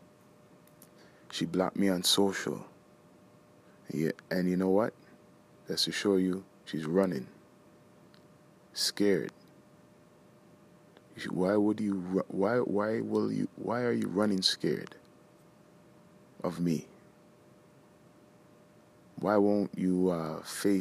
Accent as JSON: {"language": "English", "town": "Toronto", "region": "Ontario", "country": "Canada", "said": "we're from the Screwface capital"}